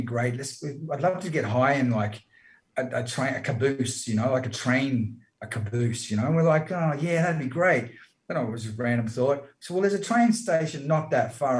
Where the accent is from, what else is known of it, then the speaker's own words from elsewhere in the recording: Brisbane, Queensland, Australia; I was born in Brizzy.